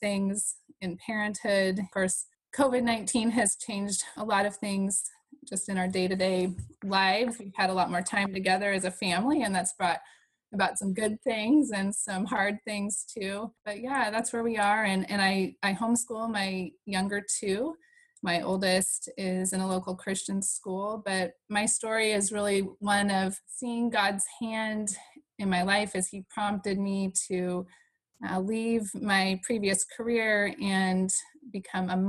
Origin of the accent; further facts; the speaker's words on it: Washington, United States; moved away as an adult; we're both from Washington State originally